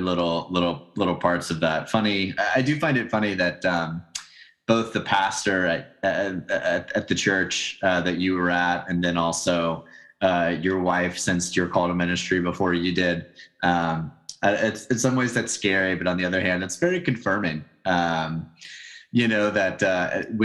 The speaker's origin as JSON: {"language": "English", "region": "Tennessee", "country": "United States", "said": "I'm from Tennessee"}